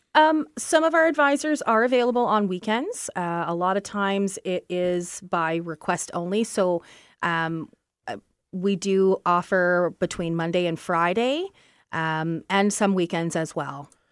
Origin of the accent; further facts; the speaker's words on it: Brantford, Ontario, Canada; I come from Brantford